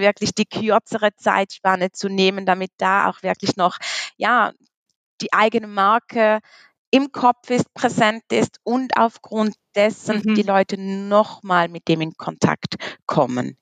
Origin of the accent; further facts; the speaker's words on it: Switzerland; komme aus der wunderschönen Schweiz